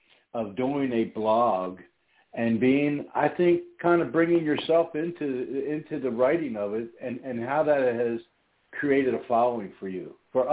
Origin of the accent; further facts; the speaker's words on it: Philadelphia, Pennsylvania, United States; moved away as an adult; also born or lived in Las Vegas; now in Houston, United States; growing up in Philadelphia, spending 20 years of my adult life in Las Vegas, and moving to a small town outside of Houston, Texas, well, the Italian thing came up a lot, you know what I mean? And maybe my accent's a little different